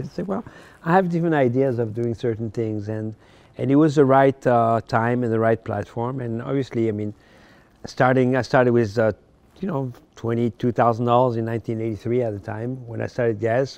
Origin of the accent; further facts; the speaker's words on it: Paris, Île-de-France, France; English is a second language; moved away as an adult; also born or lived in Morocco; now in United States; I was born in Morocco, North Africa, and when I was ten years old, I moved to France